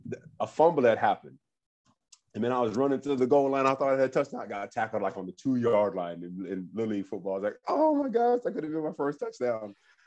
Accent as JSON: {"language": "English", "region": "Florida", "country": "United States", "tie": "born or raised there", "said": "I grew up in Florida now."}